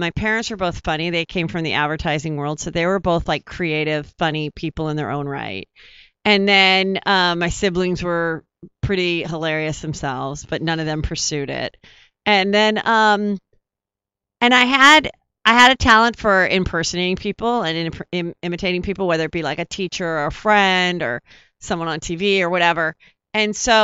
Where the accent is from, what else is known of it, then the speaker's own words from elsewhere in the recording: Los Angeles, California, United States; I grew up in Woodland Hills